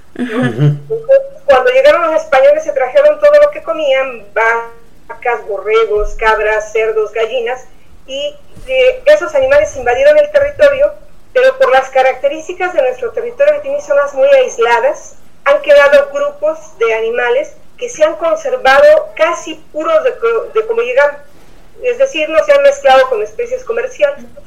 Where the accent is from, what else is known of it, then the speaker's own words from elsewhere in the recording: Mexico City, Mexico; now in Oaxaca, Mexico; yo soy de la Ciudad de México, cuando llegué a Oaxaca